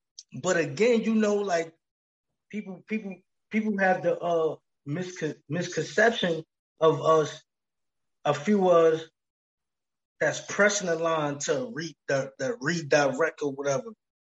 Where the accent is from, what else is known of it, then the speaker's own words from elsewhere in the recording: East Coast, United States; now in Los Angeles, United States; I'm from the East Coast, man. And I got ties all throughout here in LA.